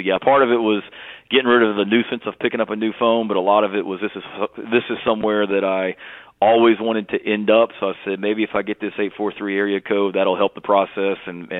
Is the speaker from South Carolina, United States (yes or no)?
yes; Charleston, South Carolina, United States; moved away; my family and I, you know, I was born in Charleston.